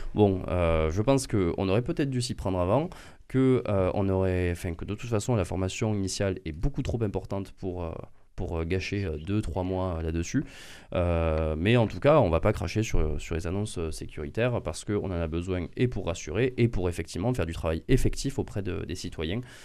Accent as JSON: {"language": "French", "country": "France", "tie": "born or raised there"}